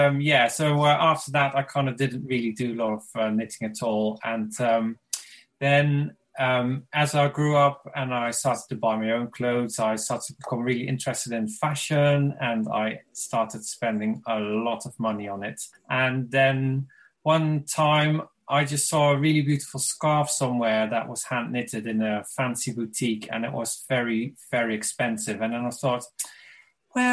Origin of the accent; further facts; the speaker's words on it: Limburg, Netherlands; moved away as an adult; now in Brighton, United Kingdom; And I'm originally from Limburg, a very small town in the Netherlands. And I now live in Brighton. I've lived here for over 20 years.